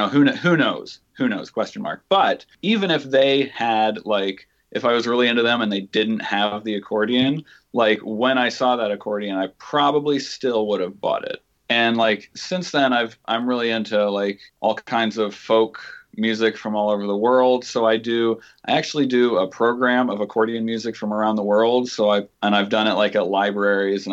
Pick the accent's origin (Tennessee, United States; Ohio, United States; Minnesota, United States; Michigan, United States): Ohio, United States; Northwest; I grew up in Northwest Ohio